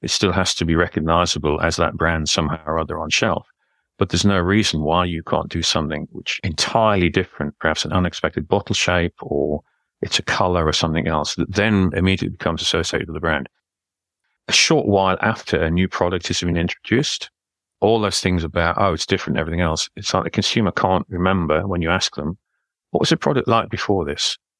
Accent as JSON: {"language": "English", "town": "Newcastle upon Tyne", "region": "North East England", "country": "United Kingdom", "said": "Well, I'm a Geordie, so that's what they call somebody who comes from Newcastle upon Tyne, which is in the northeast of England."}